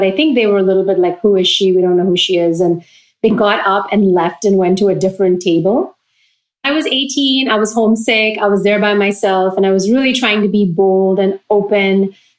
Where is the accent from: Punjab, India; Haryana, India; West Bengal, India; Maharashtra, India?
Maharashtra, India; Pune; moved away as an adult; also born or lived in Austin, Texas / Virginia; now in Brooklyn, United States; I came from Pune, which was considered a small city in India, but it still had 5 to 7 million people. So small for Indian standards, but very large. And from that, I came to Texas